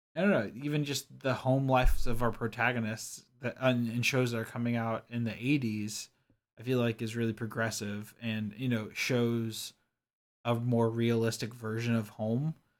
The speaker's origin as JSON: {"language": "English", "region": "Kentucky", "country": "United States", "tie": "born or raised there", "said": "I grew up in Kentucky"}